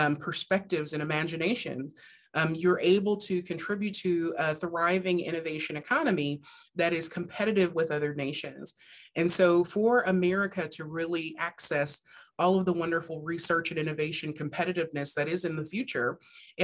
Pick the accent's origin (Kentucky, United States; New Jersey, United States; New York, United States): Kentucky, United States; Hardin County; I'm originally from Kentucky, from Hardin County, Kentucky